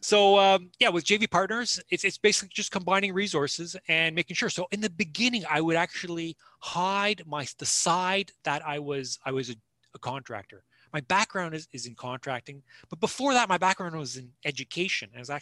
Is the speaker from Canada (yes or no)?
yes; Toronto, Ontario, Canada; now in Kingston, Canada; I'm born and raised in Toronto, but I live in Kingston. I've been in Kingston for like 28 years